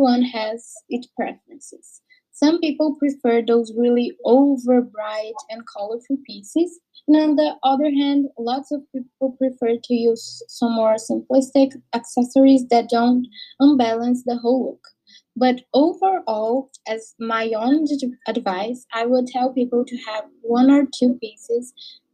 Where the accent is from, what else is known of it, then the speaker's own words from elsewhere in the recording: Boston, Massachusetts, United States; my hometown, Boston